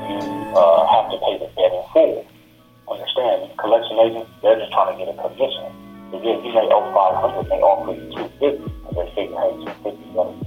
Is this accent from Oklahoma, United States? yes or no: no; Milwaukee, Wisconsin, United States; Milwaukee, my hometown